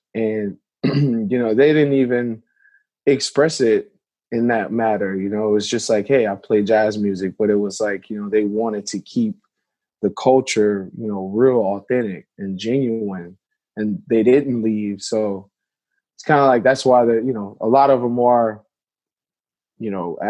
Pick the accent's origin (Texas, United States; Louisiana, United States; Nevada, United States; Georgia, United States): Louisiana, United States; but I'm from Louisiana.